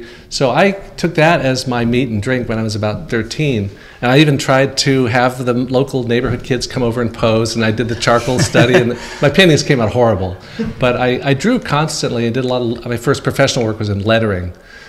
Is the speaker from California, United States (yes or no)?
yes; Palo Alto, California, United States; I grew up in Palo Alto, California, before Facebook and Google discovered it.